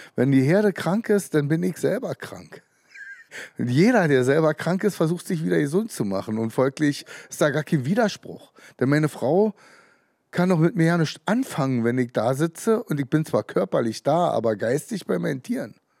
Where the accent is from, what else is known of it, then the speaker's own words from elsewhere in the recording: Brandenburg, Germany; Ich bin in der DDR geboren